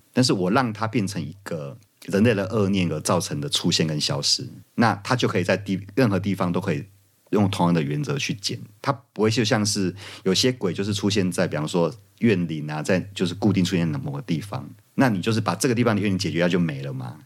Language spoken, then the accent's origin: Chinese; Kaohsiung, Taiwan; moved away; 身为高雄人